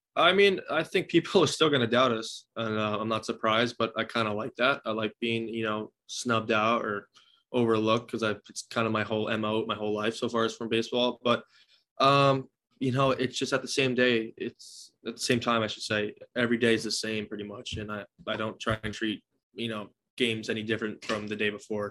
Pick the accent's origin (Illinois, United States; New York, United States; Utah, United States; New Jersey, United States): New Jersey, United States; I've always wanted to play for my home state.